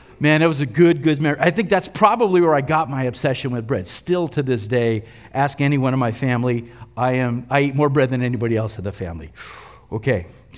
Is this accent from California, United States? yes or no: yes; California, United States; When I was growing up in the West San Fernando Valley, I'm really going to date myself here.